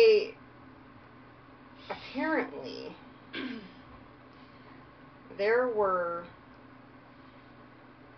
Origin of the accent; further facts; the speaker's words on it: Virginia, United States; moved away; I am from Virginia